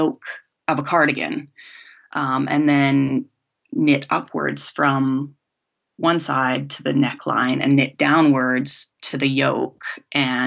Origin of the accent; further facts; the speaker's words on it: Vancouver Island, west coast of Canada, British Columbia, Canada; I came from the west coast of Canada. I was born on Vancouver Island, and I think I was always crafty growing up